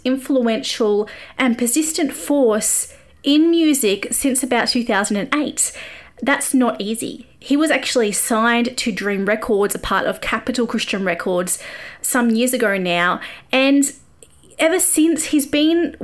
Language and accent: English; Australia; moved away as an adult; also born or lived in Nashville; I am an Aussie music journo, normally an expat when COVID's not happening